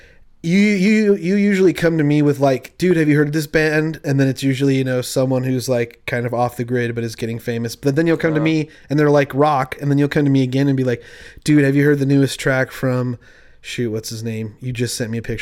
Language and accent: English; Utah, United States; I'm from Utah